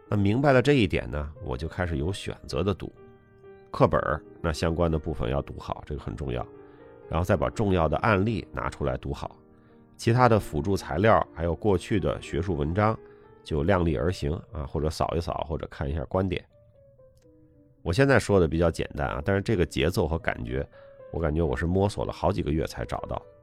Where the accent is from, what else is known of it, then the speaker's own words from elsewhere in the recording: China; moved away as an adult; also born or lived in United Kingdom; 我们其实在国内学行政法，行政诉讼学得不是太多